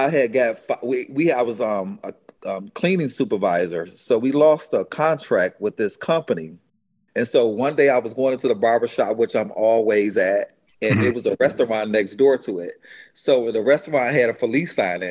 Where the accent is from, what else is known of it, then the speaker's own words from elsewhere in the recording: Detroit, Michigan, United States; moved away as an adult; now in Atlanta, United States; I was from Detroit